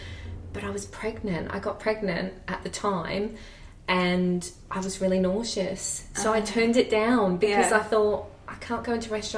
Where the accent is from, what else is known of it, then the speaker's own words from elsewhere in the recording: Australia; accent: sounds like Kath and Kim; now in Edinburgh, United Kingdom; I still sound like Kath and Kim.